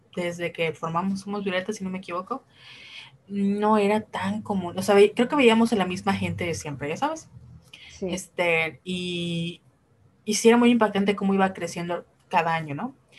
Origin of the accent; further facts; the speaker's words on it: Yucatán, Mexico; somos de Yucatán